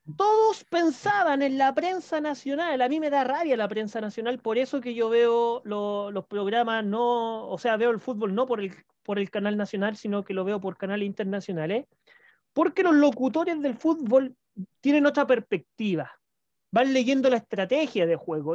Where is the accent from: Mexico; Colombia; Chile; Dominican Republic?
Chile; yo soy chileno